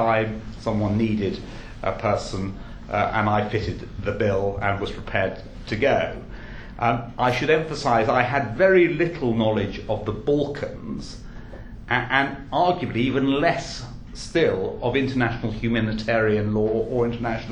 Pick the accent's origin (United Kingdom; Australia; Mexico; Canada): United Kingdom; England; I do happen to be English